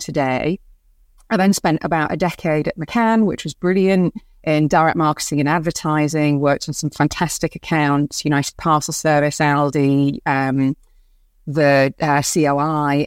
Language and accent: English; Bradford, Yorkshire and the Humber, United Kingdom; moved away as an adult; I grew up in Bradford